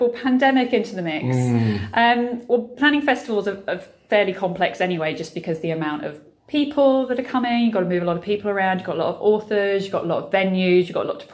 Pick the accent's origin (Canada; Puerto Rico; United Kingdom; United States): United Kingdom; England; moved away as an adult; now in Margaret River, Australia; I'm obviously English, but I can't go home at the moment because I can't get back